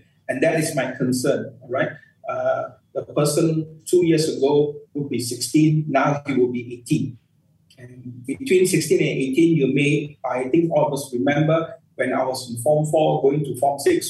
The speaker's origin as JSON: {"language": "English", "country": "Malaysia", "said": "as a Malaysian"}